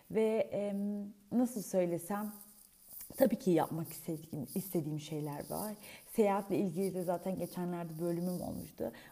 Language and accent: Turkish; Bolu Province, Turkey; Ben aslen ah, Bolulu'yum, Bolu'ya gideriz.